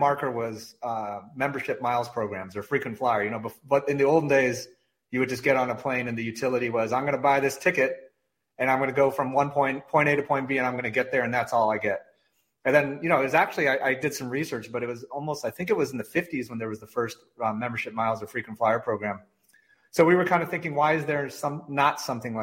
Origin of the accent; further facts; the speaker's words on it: Michigan, United States; I grew up in Michigan. I'm a diehard, Michigan, born and raised, born at Beaumont Hospital